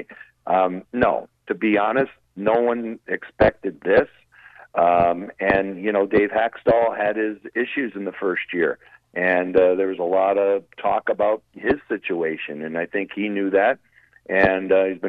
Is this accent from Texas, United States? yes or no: no; Springfield, Massachusetts, United States; growing up in Springfield